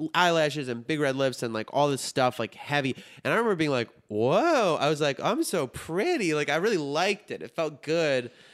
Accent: Highland Park, Illinois, United States; accent: Chicago; I grew up in Highland Park, which is like a really rich area

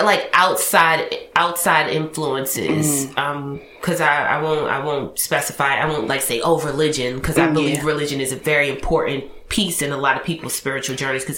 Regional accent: Baltimore, Maryland, United States; I'm from Baltimore

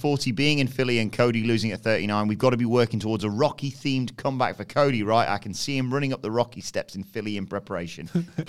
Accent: United Kingdom; I'm a Brit abroad.

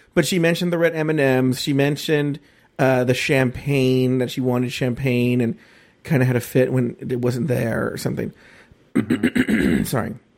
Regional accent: Los Angeles, California, United States; also born or lived in Orange County; I grew up in East L

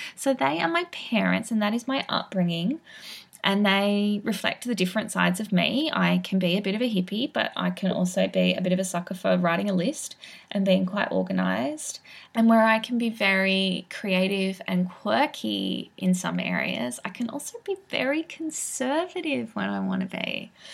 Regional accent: Sydney, New South Wales, Australia; I grew up in Sydney

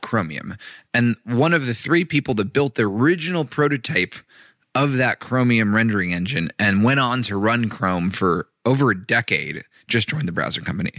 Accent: Los Angeles, California, United States; I grew up in Los Angeles

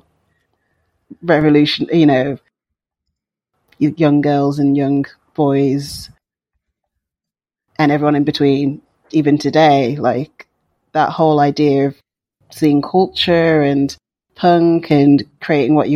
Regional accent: Wolverhampton, West Midlands, United Kingdom; growing up in Wolverhampton in the West Midlands in the UK

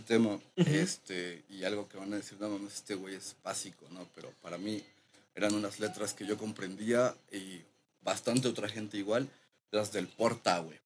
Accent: Mexico City, Mexico; Yo crecí allá de ese bloque de la Culhuacán, CTM

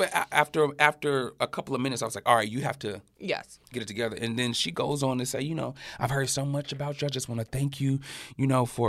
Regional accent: the South, United States; I come from the South. The winter in up north is totally different.

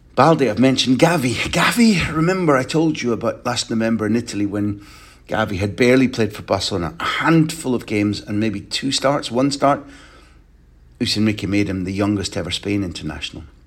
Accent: Scotland, United Kingdom; I'm a Scot

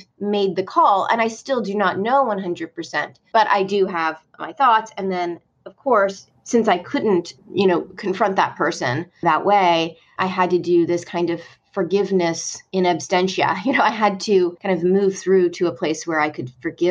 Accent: Northeast, United States; now in Deep South, United States; My husband's a New Englander. And, you know, we're from the Northeast.

